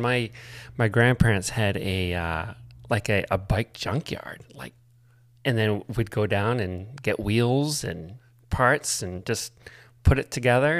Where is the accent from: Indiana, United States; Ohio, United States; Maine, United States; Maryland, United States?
Maine, United States; Buckfield; I grew up in Buckfield.